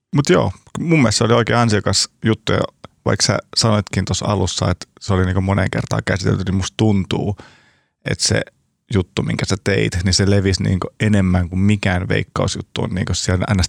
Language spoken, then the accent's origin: Finnish; Turku, Southwest Finland, Finland; now in Helsinki, Finland; Mä oon kotoisin Turusta